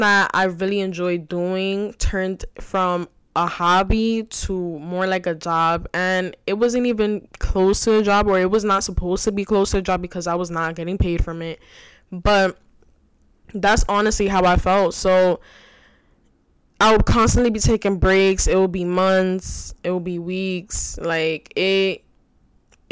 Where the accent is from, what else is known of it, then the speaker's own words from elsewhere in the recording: New York City, New York, United States; also born or lived in Bronx, New York City; I'm originally from the Bronx, but I was raised in Washington Heights, still reside in Washington Heights, which is New York City